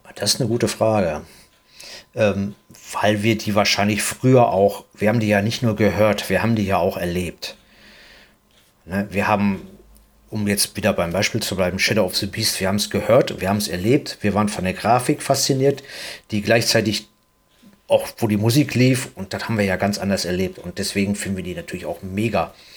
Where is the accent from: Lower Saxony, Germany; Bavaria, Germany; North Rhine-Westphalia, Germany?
North Rhine-Westphalia, Germany; Duisburg; hier in Duisburg. Wir sind beide aus Duisburg